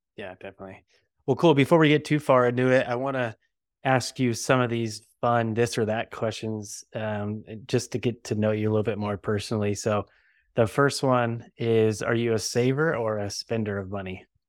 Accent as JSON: {"language": "English", "town": "Bakersfield", "region": "California", "country": "United States", "said": "I'm from Bakersfield, so I guess I'm Sin Cal"}